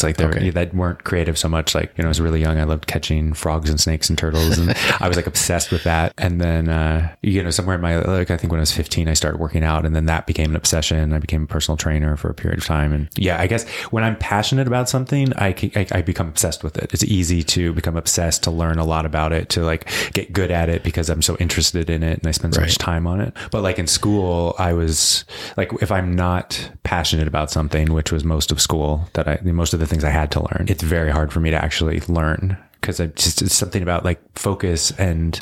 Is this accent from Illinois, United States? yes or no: no; central Pennsylvania, United States; moved away as an adult; also born or lived in Palm Springs; now in Los Angeles, United States; I grew up in central Pennsylvania, really like in the middle of cornfields, in the middle of the woods, basically. Small town